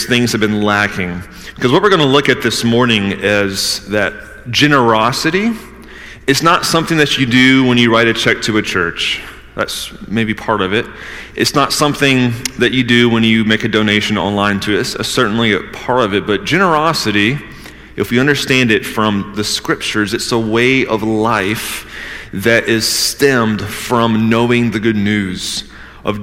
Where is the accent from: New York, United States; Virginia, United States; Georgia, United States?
Georgia, United States; also born or lived in Northeast United States; now in Northeast, United States; I'm from Georgia. I'm still, after almost being in the Northeast for, 15 years now